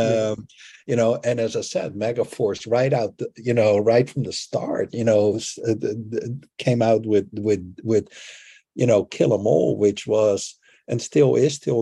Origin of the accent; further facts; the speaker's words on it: Netherlands; growing up in the Netherlands